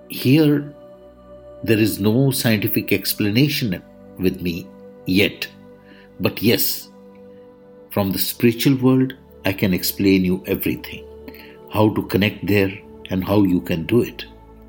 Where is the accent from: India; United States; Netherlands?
India; I am the Indian monk.